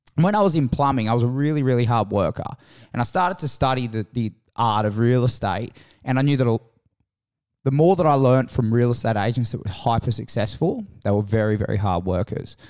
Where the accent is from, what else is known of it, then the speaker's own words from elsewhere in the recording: Menai, New South Wales, Australia; also born or lived in Kirrawee / Caringbah / Cronulla / Randwick; Born and raised in Menai. Moved to Kirrawee when I was six, uh, fourteen.